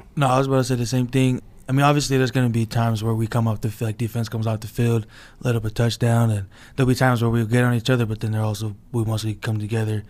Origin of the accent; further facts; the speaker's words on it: Orem, Utah, United States; I'm from Orem, Utah.